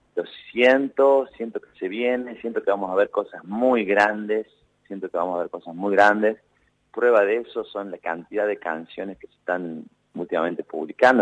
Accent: Villa Dolores, Córdoba, Argentina; now in Buenos Aires, Argentina; yo nací en el Valle de Sierra, en Villa Dolores, como te contaba, mi mamá y mi papá, una pareja muy jovencita

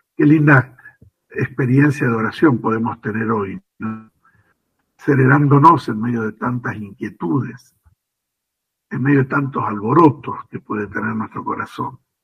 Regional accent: Argentina; nuestra vida como argentinos

